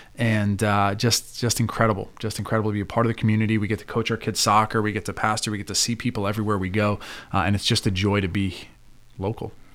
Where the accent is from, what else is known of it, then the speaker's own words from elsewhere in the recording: New York City area, New Jersey, United States; moved away as an adult; now in Clearfield, United States; born and raised in the North Jersey, New York City area